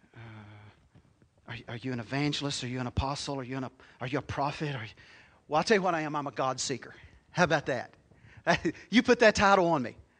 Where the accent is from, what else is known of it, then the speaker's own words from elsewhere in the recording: United States; I was born in Crittenden County